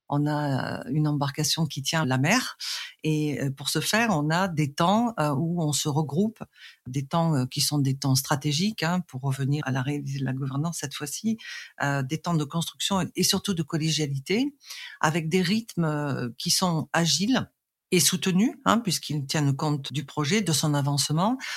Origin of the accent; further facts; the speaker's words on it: Arles, Provence-Alpes-Côte d'Azur, France; je suis née en Provence, précisément à Arles